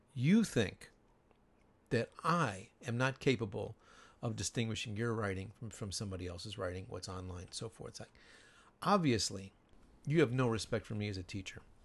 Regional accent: Chicago, Illinois, United States; moved away as an adult; now in Japan; my hometown

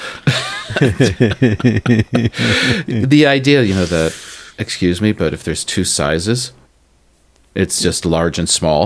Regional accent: United States; moved away; I'm American

